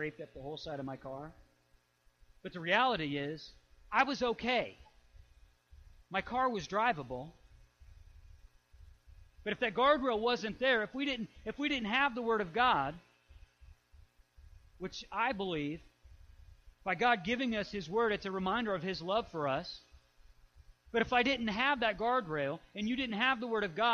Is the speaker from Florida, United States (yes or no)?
no; Illinois, United States; I grew up in Illinois